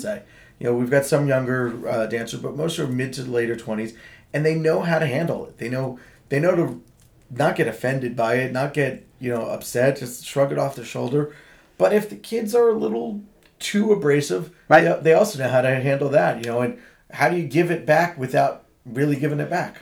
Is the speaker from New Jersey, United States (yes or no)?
yes; Marlboro, New Jersey, United States; I grew up in Marlboro